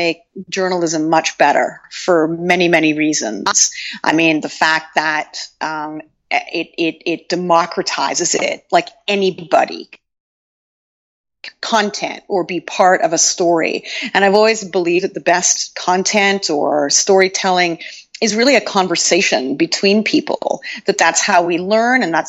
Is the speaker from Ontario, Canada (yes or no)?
yes; Toronto, Ontario, Canada; moved away as an adult; also born or lived in Montreal, Canada / London, United Kingdom; I'm from Toronto originally in Canada